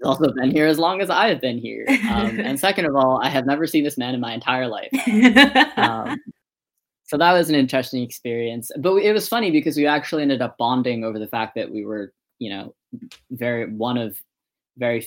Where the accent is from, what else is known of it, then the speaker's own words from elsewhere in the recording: Massachusetts, United States; also born or lived in Guangdong, China / Hunan, China; I grew up in Massachusetts.